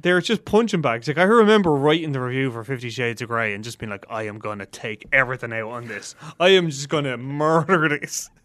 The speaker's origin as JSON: {"language": "English", "country": "Ireland", "said": "we are Irish film journalists"}